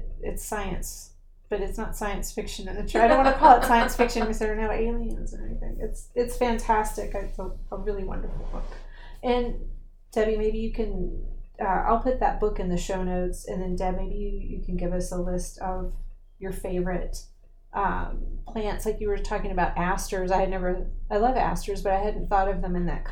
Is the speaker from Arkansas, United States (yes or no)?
no; San Antonio, Texas, United States; also born or lived in Baton Rouge; now in Maryland, United States; I'm from the San Antonio area